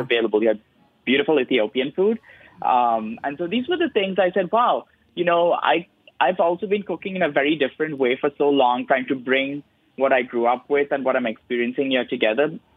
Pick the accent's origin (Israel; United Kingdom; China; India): India; Mumbai, Maharashtra; born or raised there; moved away